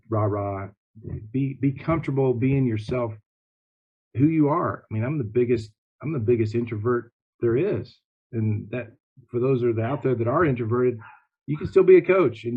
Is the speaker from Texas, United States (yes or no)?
no; Kansas, United States; I grew up in Kansas